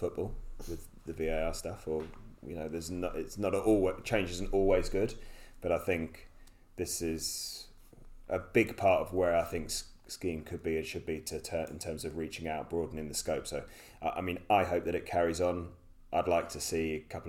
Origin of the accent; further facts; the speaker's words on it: United Kingdom; being a Brit